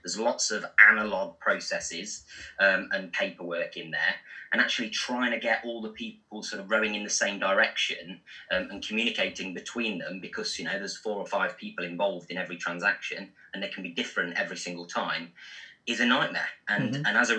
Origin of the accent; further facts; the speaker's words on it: Burton-on-Trent, West Midlands, United Kingdom; I'm from Burton-on-Trent, and so they make Marmite and Bovril there